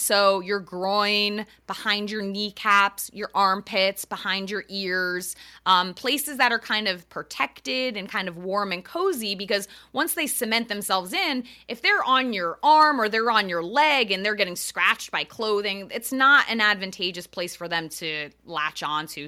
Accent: Eastern Connecticut, United States; moved away as an adult; also born or lived in Long Island, New York / New York City / Westchester, New York; I grew up in Eastern Connecticut

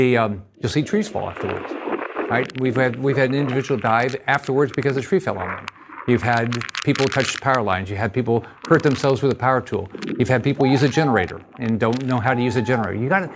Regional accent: Naples, Florida, United States; I know that we've got in my hometown in Naples as an example.

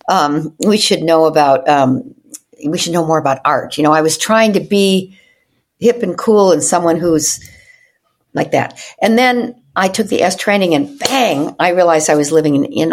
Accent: Evanston, Illinois, United States; where I grew up in Evanston, Illinois

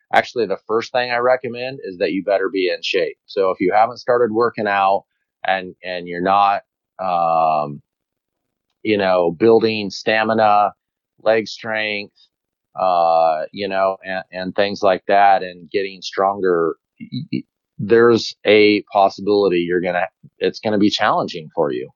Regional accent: Colorado, United States; me being a Colorado resident, obviously local. I grew up here in Colorado

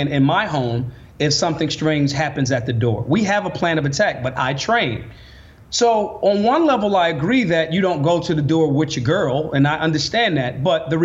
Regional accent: United States; we as the American people

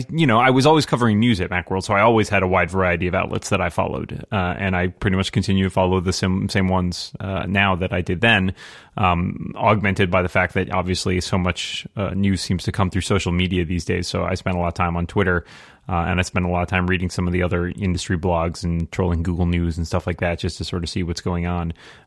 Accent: Massachusetts, United States; IDG's headquartered here in my home state, Massachusetts.

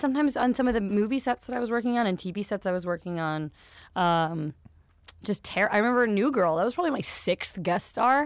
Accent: Wichita, Kansas, United States; Kansas. Wichita, Kansas. In the middle of America.

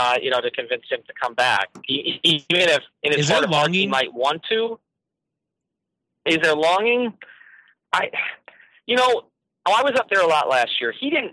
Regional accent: Miami, Florida, United States; And he saw that I was from Miami. And he goes, "Oh, I love that city."

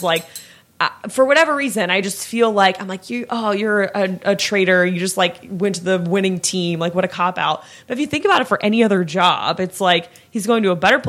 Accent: Daytona Beach, Florida, United States; I grew up in Daytona Beach area.

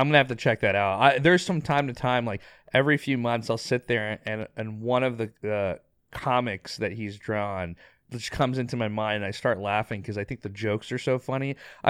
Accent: Pakistan; also born or lived in Dubai / Bangladesh; I was born in Dubai, lived in Bangladesh, lived in Pakistan, went to international schools my whole life. But childhood was really spent in early days Bangladesh, and then elementary, fourth grade through my senior year in Pakistan at an international school.

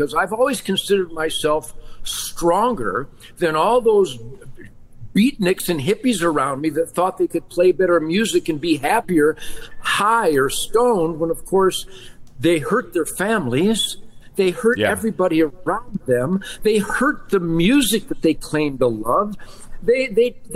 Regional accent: Detroit, Michigan, United States; I was born, David, in the arsenal of democracy after we defeated the evil Japanese Empire and the Nazis. Detroit was the arsenal of democracy

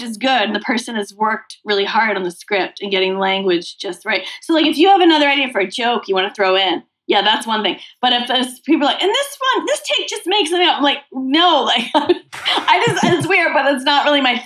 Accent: Massachusetts, United States; I grew up in Massachusetts

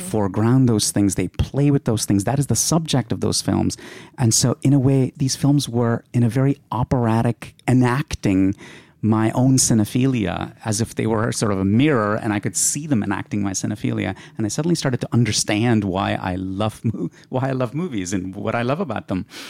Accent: India; moved away; when I was growing up in India

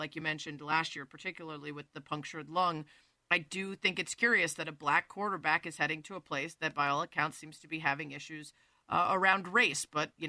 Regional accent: Cleveland, Ohio, United States; born there; The other options weren't great because I was born in Cleveland.

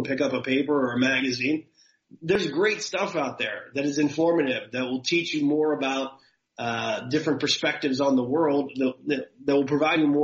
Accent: United States; being American

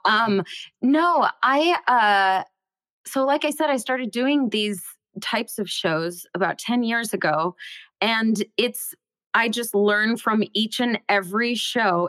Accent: Bellevue, Washington, United States; I grew up in Seattle, well, just outside of Seattle in Bellevue, Washington

